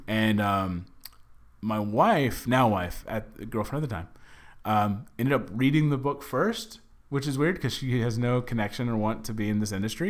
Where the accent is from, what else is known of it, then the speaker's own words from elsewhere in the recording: Dallas, Texas, United States; moved away as an adult; now in Los Angeles, United States; I'm from Dallas. We eat really bad